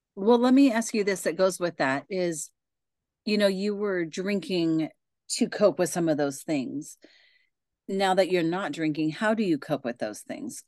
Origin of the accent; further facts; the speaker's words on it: Pacific Northwest, United States; I am from the Pacific Northwest